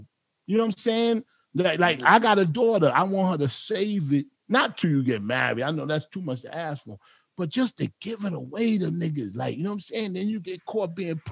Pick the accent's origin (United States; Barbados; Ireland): Barbados; I'm West Indian. I'm from Barbados